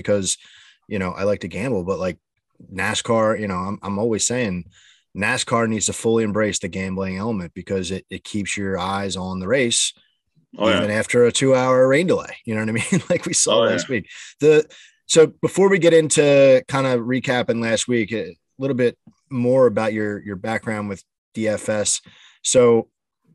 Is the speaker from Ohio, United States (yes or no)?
no; Philadelphia, Pennsylvania, United States; growing up, I'm from the Philadelphia area